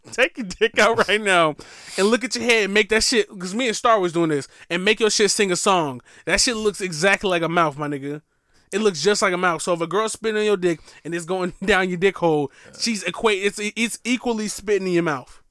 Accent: Milwaukee, Wisconsin, United States; moved away; Milwaukee, Wisconsin

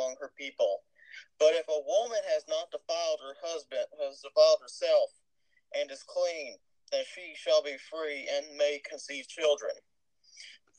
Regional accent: Texas, United States; accent: Texas; I've been suppressing my Texas accent this whole time

